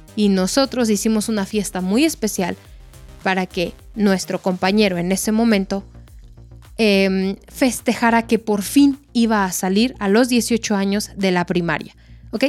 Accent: Mexico

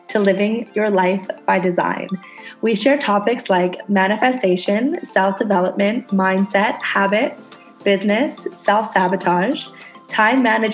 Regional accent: Canada; now in Indonesia

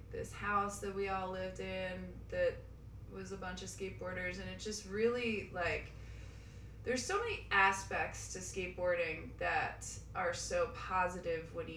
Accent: Eastern Long Island, New York, United States; I grew up in Long Island, in Eastern Long Island

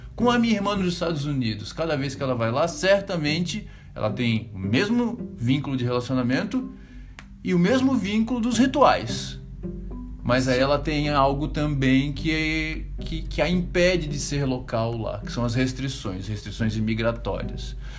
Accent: Florianópolis, Santa Catarina, Brazil; moved away as an adult; uma cidade onde eu vivi 35 anos da minha vida, onde a minha mãe ainda mora, onde eu conheço cada esquina

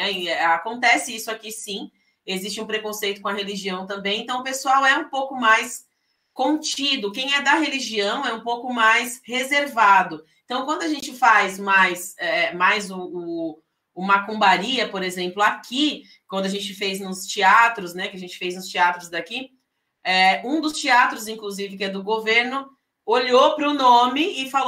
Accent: São Vicente, São Paulo, Brazil; now in São José, Brazil; Eu sou paulista, é, paulista. sou de São Vicente, São Paulo, é o litoral de São Paulo.

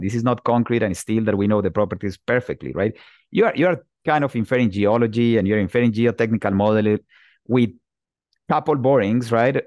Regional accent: Bogota, Bogotá Capital District, Colombia; moved away as an adult; also born or lived in Pittsburgh, Pennsylvania, United States; now in United States; I'm originally from Bogota, Colombia

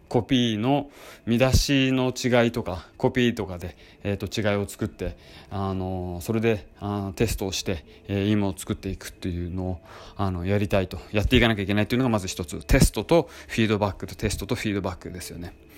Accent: Hokkaido, Japan; moved away as an adult; 実は私は北海道のあの出身で、えー、18歳まで北海道に住んでいて

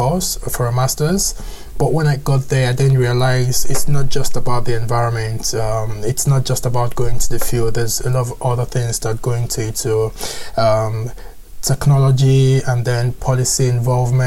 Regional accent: Lagos, Nigeria; moved away as an adult; now in Edinburgh, United Kingdom; I grew up in Lagos, Nigeria

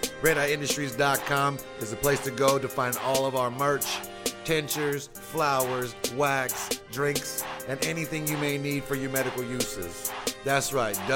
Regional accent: Fresno, California, United States; I'm from Fresno

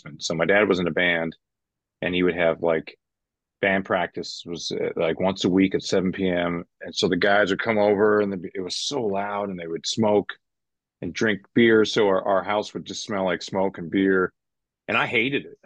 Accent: Vancouver, British Columbia, Canada; I grew up in Vancouver

